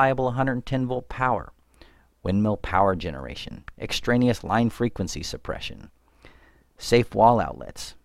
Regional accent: United States; I'm an American

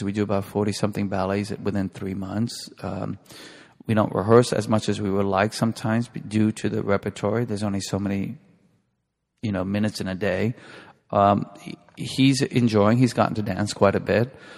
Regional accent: New York, United States; I grew up in New York, and I was born in the 50s, and I grew up about five, six blocks away from where West Side Story was filmed

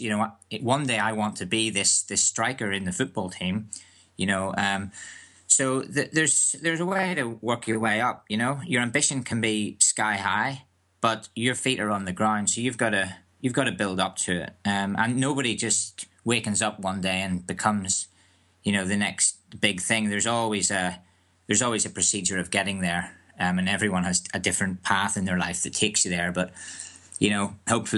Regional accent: Northern Ireland, United Kingdom; moved away as an adult; also born or lived in England; I grew up in Northern Ireland

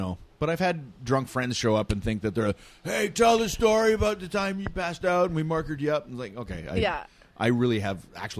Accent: Edmonton, Alberta, Canada; I am from Edmonton.

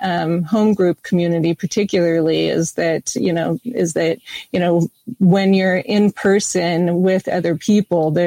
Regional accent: United States; I am American

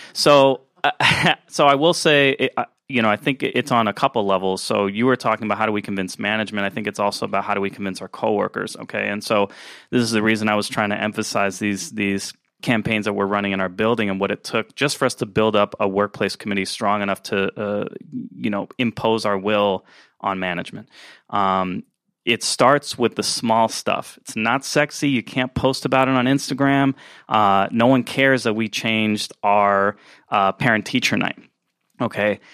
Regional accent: Florida, United States; now in North Carolina, United States; in Florida, uh, my home state

